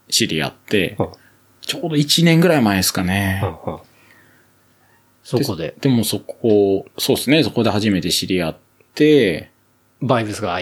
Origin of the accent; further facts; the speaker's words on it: Kawasaki, Kanagawa, Japan; now in Yokohama, Japan; もともと地元は川崎生まれ、